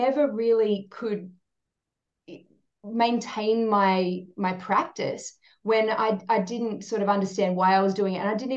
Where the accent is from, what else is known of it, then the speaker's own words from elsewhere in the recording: South Australia, Australia; now in Sunshine Coast, Australia; I grew up in South Australia, it was pretty green here